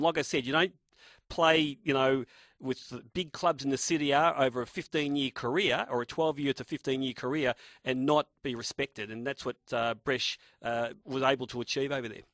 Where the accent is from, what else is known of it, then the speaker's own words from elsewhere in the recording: Australia; I was from Australia